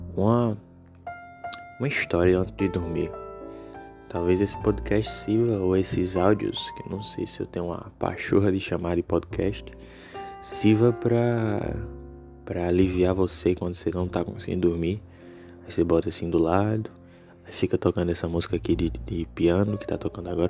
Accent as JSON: {"language": "Portuguese", "town": "Natal", "region": "Rio Grande do Norte", "country": "Brazil", "said": "eu sou de Natal, né, do Rio Grande do Norte"}